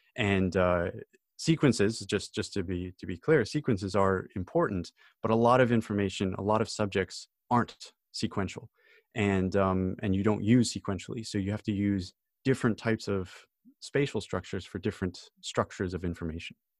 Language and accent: English; United States; now in United Kingdom; I'm an American citizen